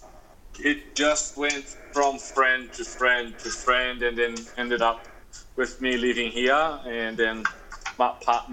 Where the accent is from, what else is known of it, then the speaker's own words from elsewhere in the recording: Rio de Janeiro, Brazil; moved away as an adult; now in Noosa, Australia; Growing up in Rio